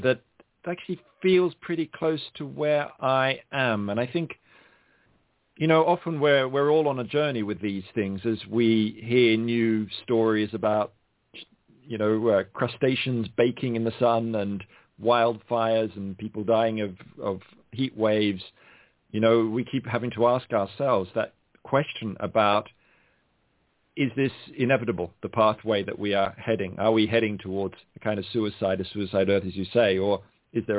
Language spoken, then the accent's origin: English; Australia; I grew up in Australia